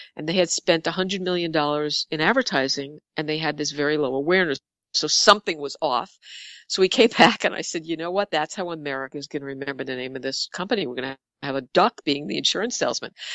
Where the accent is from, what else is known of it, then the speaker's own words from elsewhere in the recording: New York City, New York, United States; we're two girls from the Bronx who started an ad agency